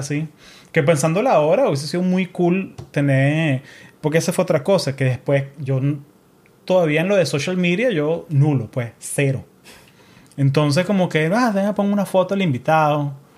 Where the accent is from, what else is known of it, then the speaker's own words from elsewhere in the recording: Caracas, Capital District, Venezuela; now in United States; Soy de un pueblo al este de Colombia, se llama Caracas, Venezuela